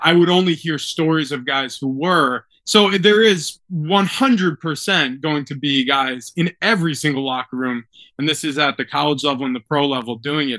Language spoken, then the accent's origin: English; New York, United States; now in San Diego, United States; I grew up in New York. My father was a New York Knicks fan.